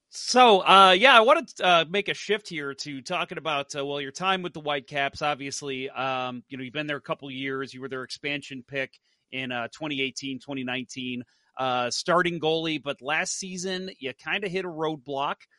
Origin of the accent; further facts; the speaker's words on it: St. Louis, Missouri, United States; also born or lived in Dallas; I born and raised in St. Louis